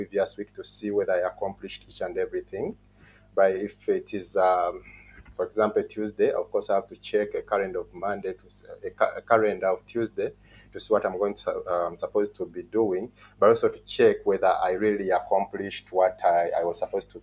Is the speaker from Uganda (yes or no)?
yes; Mukono, Central Region, Uganda; I'm from Uganda, from a district called Mukono, which is in the central part of Uganda.